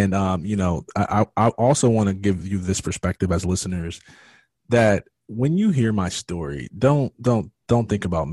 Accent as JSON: {"language": "English", "region": "Michigan", "country": "United States", "moved": "yes", "lives_now": "Georgia, United States", "said": "I live in Georgia now. I am from Michigan"}